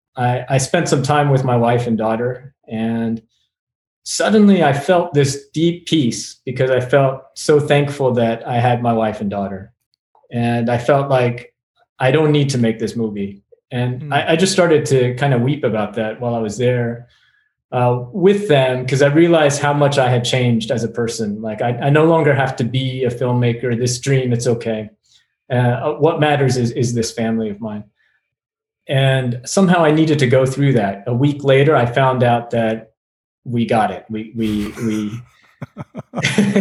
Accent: Arkansas, United States; moved away; my own story growing up in in Arkansas

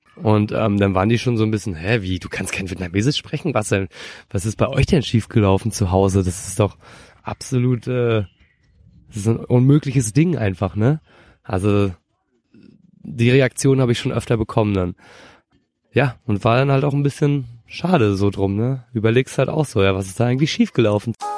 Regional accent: Rostock, Mecklenburg-Vorpommern, Germany; ich komme eigentlich, wie du schon gesagt hast, aus Rostock und bin da auch geboren

